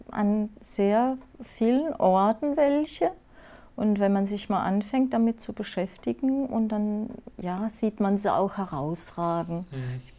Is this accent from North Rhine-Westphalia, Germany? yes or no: no; Rhineland-Palatinate, Germany; ich komme aus dem Pfälzer Wald ne, und ja. Ah. bin aufgewachsen im Wald. Ich bin also ein echtes äh, Wald, ein Waldmensch